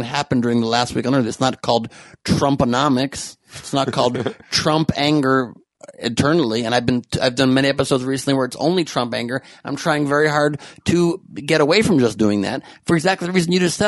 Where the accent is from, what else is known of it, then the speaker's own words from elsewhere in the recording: United States; I'm just an American